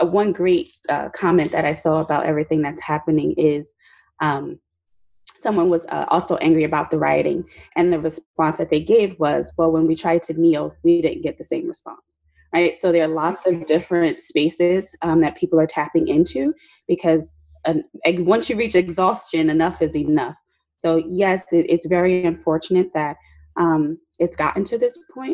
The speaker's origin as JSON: {"language": "English", "town": "Newark", "region": "New Jersey", "country": "United States", "tie": "born or raised there", "said": "I was born and raised in Newark, New Jersey"}